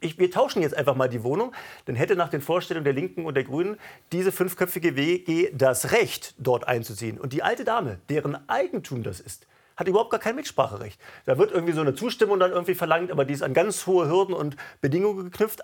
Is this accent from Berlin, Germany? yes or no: yes; Berlin, Germany; meiner Heimatstadt Berlin